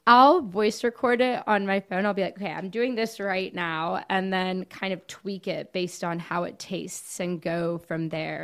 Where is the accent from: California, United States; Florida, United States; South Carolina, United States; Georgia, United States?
Florida, United States; Coral Gables; now in Gainesville, United States; I was born and raised in Coral Gables